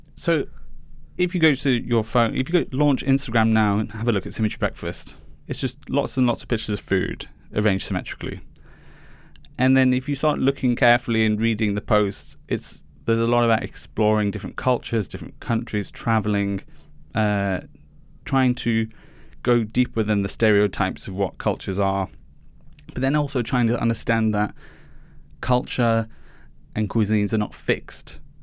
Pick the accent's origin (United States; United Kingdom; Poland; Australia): United Kingdom; Liverpool, North West England; I grew up in Chinese chippies, um, in Haitin, which is a suburb of Liverpool.